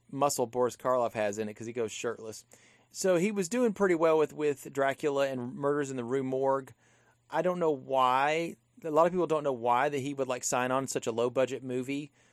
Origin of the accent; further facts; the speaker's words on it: Louisiana, United States; I come from Louisiana. That's where my dad's from